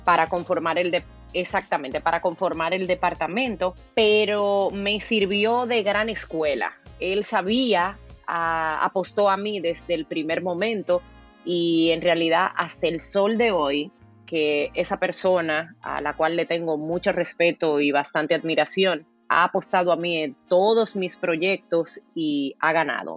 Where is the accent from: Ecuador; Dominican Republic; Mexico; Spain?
Dominican Republic; Consuelo, San Pedro de Macorís; now in United States; Yo nací en el ingenio Consuelo, rodeada de caña.